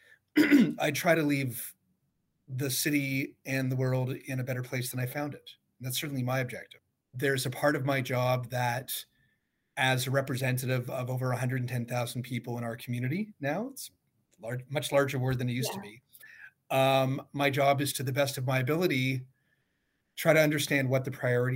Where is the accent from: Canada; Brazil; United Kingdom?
Canada; Toronto, Ontario; growing up in Midtown Toronto